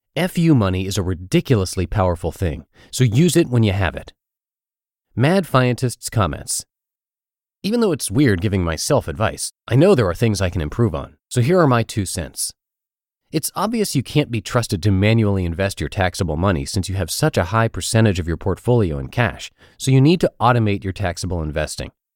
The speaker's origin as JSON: {"language": "English", "town": "Pittsburgh", "region": "Pennsylvania", "country": "United States", "tie": "born or raised there", "moved": "yes", "said": "my hometown of Pittsburgh, Pennsylvania"}